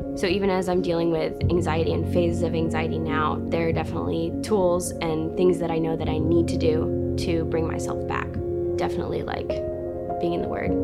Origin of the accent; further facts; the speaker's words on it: Western North Carolina, United States; I'm from Western North Carolina, little tiny town, middle of nowhere. Grew up in a really big family